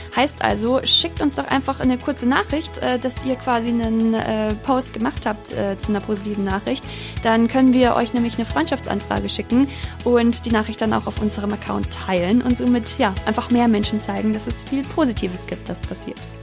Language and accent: German; Munich, Bavaria, Germany; Ich komme eigentlich aus München